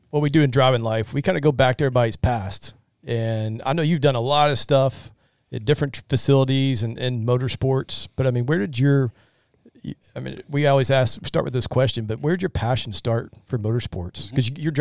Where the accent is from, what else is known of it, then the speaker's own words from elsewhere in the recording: Nashville, Tennessee, United States; that's going to be in my hometown next August.